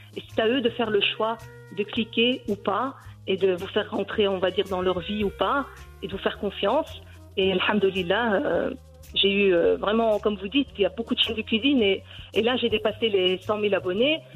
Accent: Brussels, Brussels-Capital Region, Belgium; Je suis née en Belgique. Et euh, je suis donc d'origine marocaine. Mes parents ont, émigré en Belgique

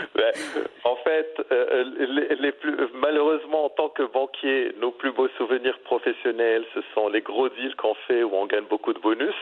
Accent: Morocco; also born or lived in Middle East; now in Bali, Indonesia; en tant que Marocain et ayant résidé très longtemps au Moyen-Orient.

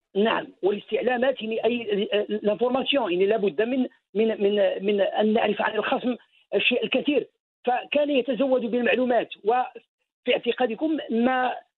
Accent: Morocco; علينا كمغاربه

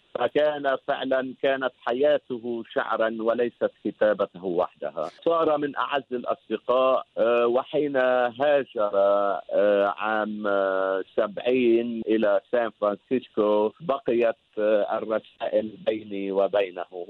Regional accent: Shabtin, North Governorate, Lebanon; moved away as an adult; also born or lived in Batroun, Lebanon / Beirut, Lebanon; now in Sydney, Australia; شبطين قرية صغيرة في شمال لبنان ولدت فيها ونشأت

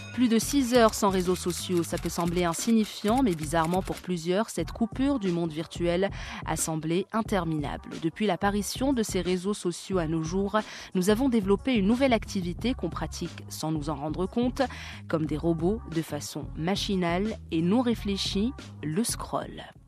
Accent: Morocco; pour nous, Marocains

